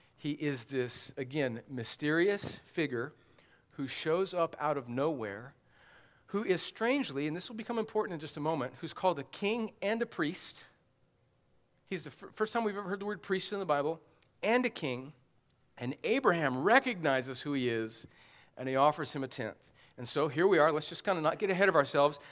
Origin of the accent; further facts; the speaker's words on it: the South, United States; as a Southerner